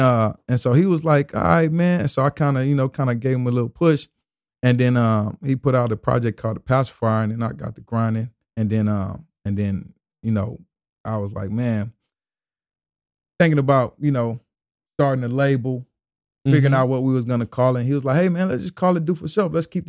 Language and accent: English; the South, United States; I was from the South.